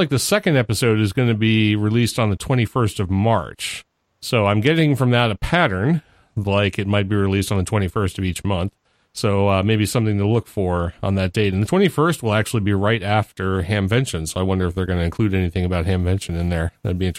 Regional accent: New England, United States; now in US South; I was born and raised in New England. I moved down here 14 years ago, and it rubbed off pretty quick, apparently.

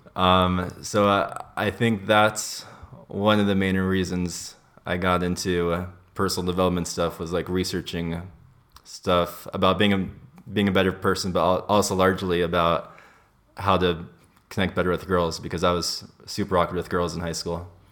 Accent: Los Angeles, California, United States; I grew up in, in L A. That's where I was born and raised

